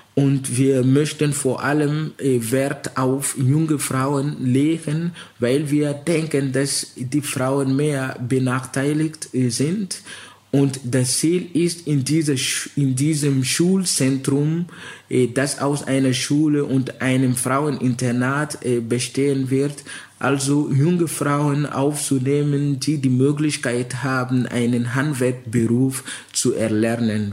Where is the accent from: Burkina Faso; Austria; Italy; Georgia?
Burkina Faso; Ouagadougou, Centre; first language Mooré; German is a second language; now in Germany; in Ouagadougou, wo ich geboren bin